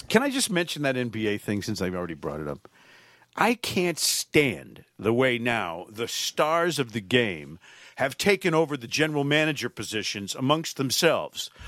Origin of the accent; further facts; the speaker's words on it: Connecticut, United States; Connecticut, my home state